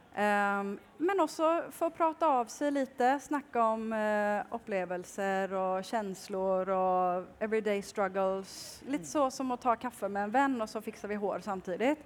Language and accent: Norwegian; Kalmar, Kalmar County, Sweden; now in Oslo, Norway; Jeg kommer fra Kalmar i eh, Sverige